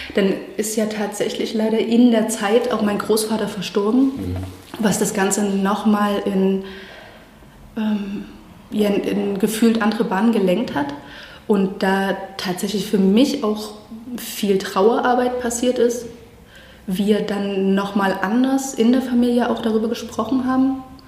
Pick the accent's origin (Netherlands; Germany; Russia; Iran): Germany; Chemnitz, Saxony; also born or lived in Halsbrücke; wir sind ja dann in Chemnitz aufgewachsen.